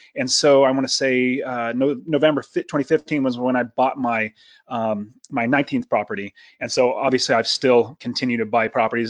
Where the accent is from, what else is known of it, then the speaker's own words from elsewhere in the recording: Fresno, California, United States; moved away as an adult; now in Phoenix, United States; I grew up in Fresno, California, right in the center